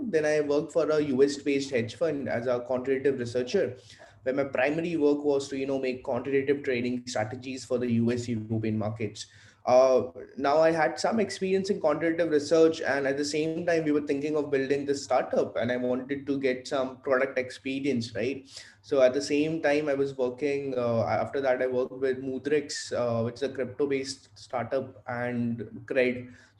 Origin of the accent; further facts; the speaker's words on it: Vadodara, Gujarat, India; born there; also born or lived in Faridabad; So I was born in Baroda, right? I was born in Gujarat. Then did some of my schooling in Faridabad